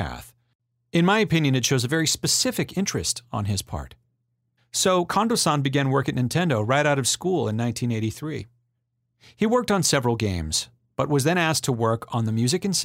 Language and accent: English; Vacaville, California, United States; my hometown of Vacaville, California